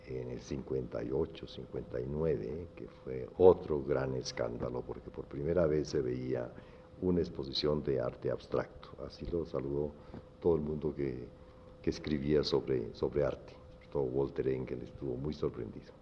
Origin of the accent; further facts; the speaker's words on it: Popayán, Cauca, Colombia; moved away as an adult; also born or lived in Cali / New York; hiciera mi bachillerato en la Universidad del Cauca